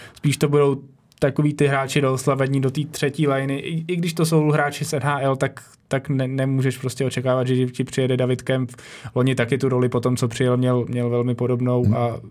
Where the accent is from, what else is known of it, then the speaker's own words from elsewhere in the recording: Czechia; jako Češi